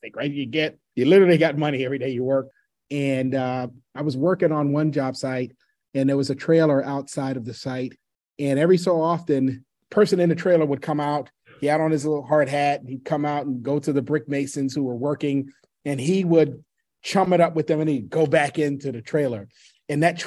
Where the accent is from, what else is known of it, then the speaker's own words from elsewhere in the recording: New York City, New York, United States; I grew up in New York City during a very difficult time in that city's sojourn